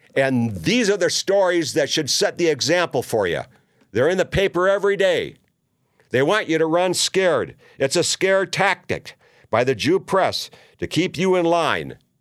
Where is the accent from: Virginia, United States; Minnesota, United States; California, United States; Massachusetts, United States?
Minnesota, United States; Minneapolis; a neighbor of mine growing up in South Minneapolis